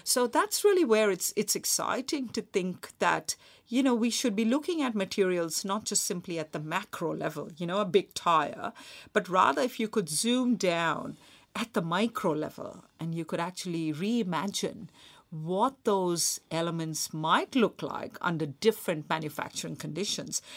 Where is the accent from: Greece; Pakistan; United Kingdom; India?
India; Mumbai, Maharashtra; moved away; also born or lived in Australia; when I was a kid growing up in Mumbai